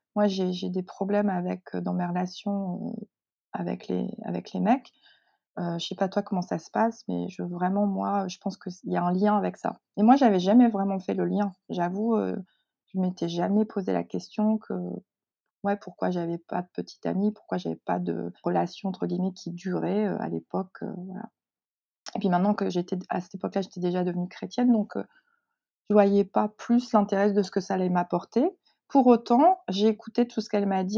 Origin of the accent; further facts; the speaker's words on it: northern France, France; also born or lived in Seoul, South Korea; Je suis arrivée en France, dans le nord de la France